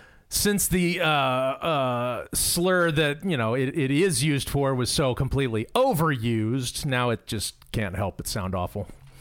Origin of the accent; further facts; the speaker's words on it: Arizona, United States; So I'm from Arizona, folks.